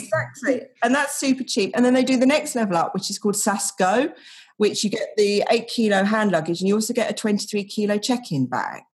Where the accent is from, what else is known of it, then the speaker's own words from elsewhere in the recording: United Kingdom; now in Denmark; I'm British